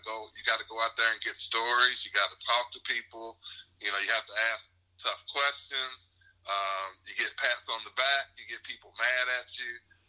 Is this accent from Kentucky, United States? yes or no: yes; Louisville, Kentucky, United States; also born or lived in Lexington; No, actually, I grew up in Louisville.